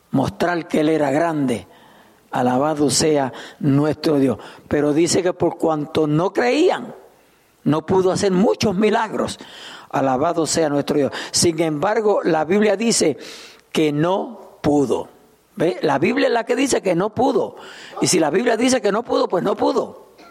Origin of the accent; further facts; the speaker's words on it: Puerto Rico; now in Souderton, United States; Yo soy puertorriqueño